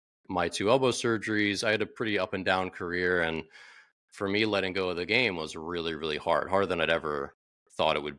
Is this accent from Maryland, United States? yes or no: yes; Maryland, United States; now in Washington, DC, United States; I'm from Maryland originally, but not the DC area, but now I live in Washington, DC